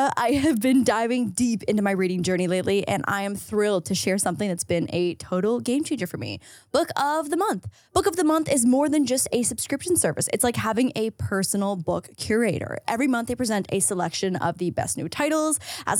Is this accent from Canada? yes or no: yes; Between Niagara Falls and Toronto, Ontario, Canada; moved away; No, I'm Canadian. Oh, where in Canada? Between Niagara Falls and Toronto.